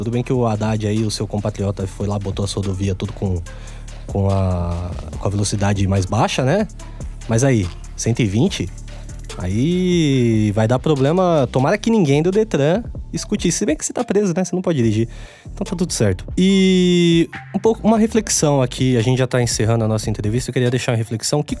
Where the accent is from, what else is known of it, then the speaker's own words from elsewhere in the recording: São Bernardo do Campo, São Paulo, Brazil; Agora, todo mundo sabe que somos amigos de longa data, somos de São Bernardo do Campo, né? A gente já bebeu bastante cerveja ali na Prestes Maia.